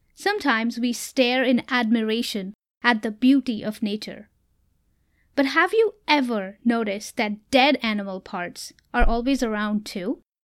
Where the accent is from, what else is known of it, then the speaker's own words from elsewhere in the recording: Mumbai, Maharashtra, India; moved away; I am originally from India, so you will hear me share much about my life back in Mumbai as a child